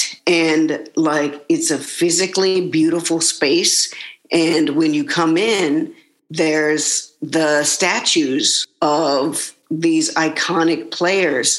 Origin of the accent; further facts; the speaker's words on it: the South, United States; I grew up in the South and in the 80s and 90s